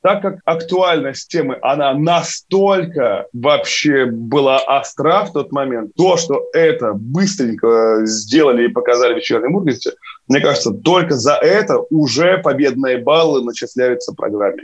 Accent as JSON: {"language": "Russian", "town": "Kirov", "region": "Kirov Oblast", "country": "Russia", "said": "Я из Кирова, да, и по татуировке у меня на пояснице, там еще написано поверх Кирова и Вятка, и Хлынов"}